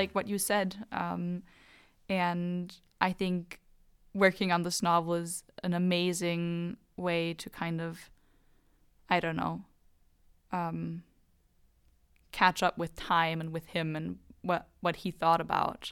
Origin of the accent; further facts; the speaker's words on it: Germany; growing up in Germany with American grandparents